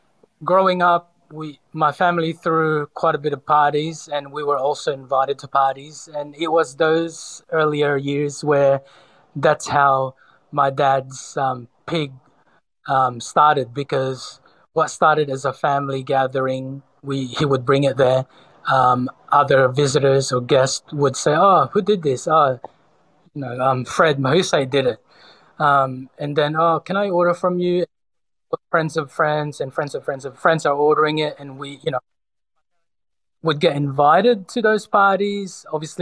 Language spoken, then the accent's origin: English; Sydney, New South Wales, Australia; also born or lived in Cebu, Philippines; Sydney, although I was born in the Philippines, in Cebu, but I was, for the most part, raised in Sydney from the age of 10 or 11.